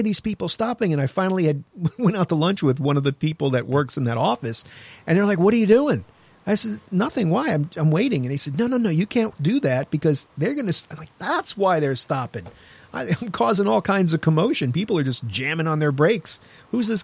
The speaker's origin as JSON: {"language": "English", "region": "New York", "country": "United States", "said": "I'm from New York"}